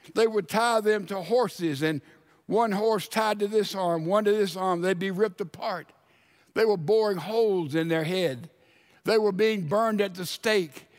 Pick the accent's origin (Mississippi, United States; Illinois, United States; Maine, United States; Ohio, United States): Mississippi, United States; Laurel; moved away; I lived twenty years of my life in Laurel, Mississippi.